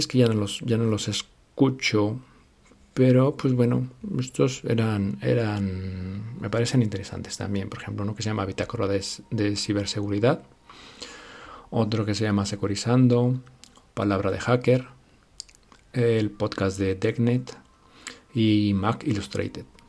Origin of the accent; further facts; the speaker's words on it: Mexico; now in Spain; Yo soy mexicano.